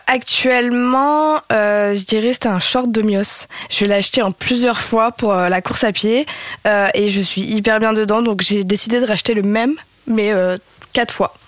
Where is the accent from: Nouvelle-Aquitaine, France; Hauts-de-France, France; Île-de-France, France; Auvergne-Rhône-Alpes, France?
Hauts-de-France, France; Lille; also born or lived in Réunion; Je suis originaire de Lille et j'ai passé, euh, j'y ai passé 20 ans de ma vie